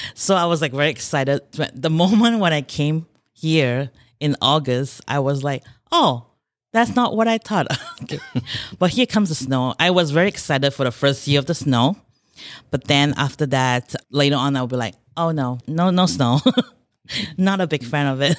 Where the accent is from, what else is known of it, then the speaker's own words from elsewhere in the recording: Malaysia; moved away as an adult; now in Rochester, United States; I grew up in Malaysia. I came by here in two thousand and four to Rochester, Minnesota.